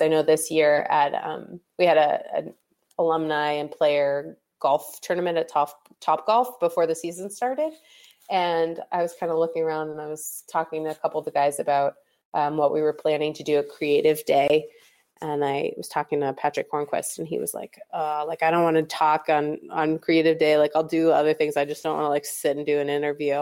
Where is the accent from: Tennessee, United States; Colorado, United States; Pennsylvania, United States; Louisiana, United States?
Pennsylvania, United States; Pittsburgh; I grew up in Pittsburgh